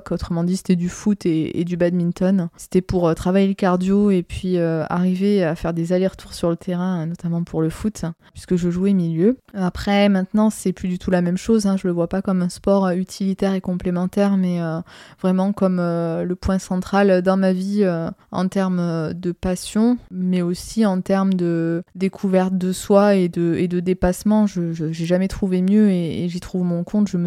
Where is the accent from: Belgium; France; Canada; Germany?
France; Narbonne, Occitania; moved away as an adult; also born or lived in Orléans; je suis originaire de Narbonne dans le sud de la France. J'espère que vous entendrez mon accent car il a tendance à s'atténuer depuis que j'ai rejoint, si je puis dire, la partie sud du nord de notre jolie France.